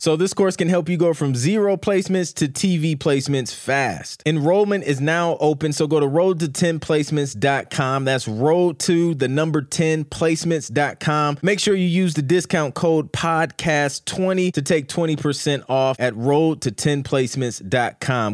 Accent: Ohio, United States; I'm from Ohio

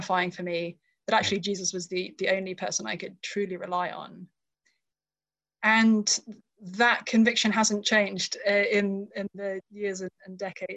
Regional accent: United Kingdom; moved away as an adult; now in Cambridge, Massachusetts, United States; I grew up in the UK.

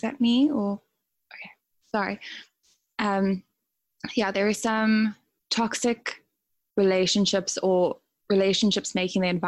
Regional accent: South Africa; moved away as an adult; also born or lived in Dubai, UAE; now in New Zealand; I am South African. I started teaching yoga in about 2016 in South Africa, and then I moved to the UAE, to Dubai, where I also taught in studios. And then last August, I moved to New Zealand

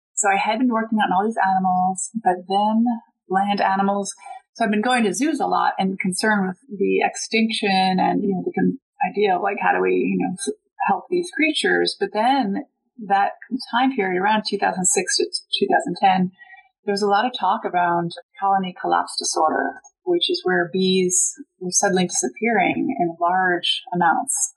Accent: New Jersey, United States; moved away as an adult; also born or lived in Maryland / Lausanne, Switzerland / Paris, France / New York area; my background is that I grew up in New Jersey

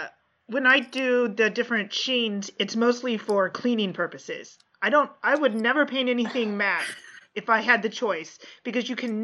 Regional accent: Redlands, California, United States; also born or lived in Long Beach, California; Yeah, I'm in Long Beach, but we grew up in Redlands

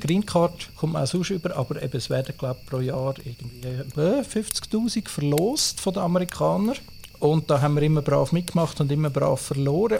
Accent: Switzerland; Bei uns in der Schweiz

